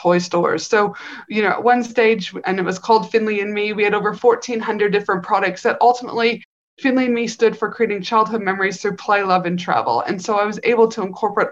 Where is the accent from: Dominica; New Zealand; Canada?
Canada; also born or lived in North Carolina; I'm from Canada, I was a clinician in North Carolina for a couple